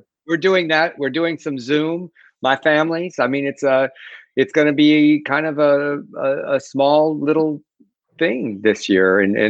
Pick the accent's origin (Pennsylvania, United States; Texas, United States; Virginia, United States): Texas, United States; South; now in Los Angeles, United States; when I grew up in South Texas, one of the great traditions that we had in the Mexican American culture was Christmas tamales.